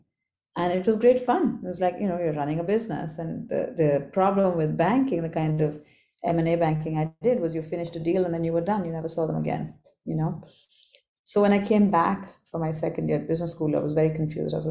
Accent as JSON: {"language": "English", "town": "Kolkata", "region": "West Bengal", "country": "India", "tie": "born or raised there", "said": "I grew up as the youngest of three girls in Calcutta. So my teen years, early childhood and teen years were spent growing up in Calcutta."}